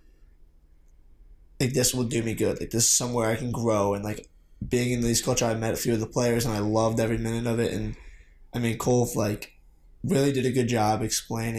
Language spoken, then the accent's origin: English; Glenelg, Maryland, United States; I'm from Glenelg, Maryland